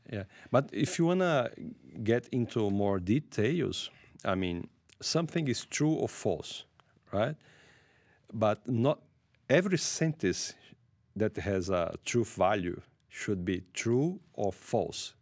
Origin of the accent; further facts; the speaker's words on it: Brazil; I'm from Brazil. I lived there